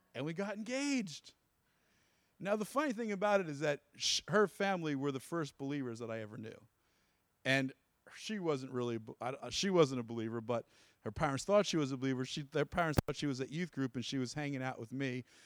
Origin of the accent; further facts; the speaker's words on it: New Jersey, United States; I'm from Jersey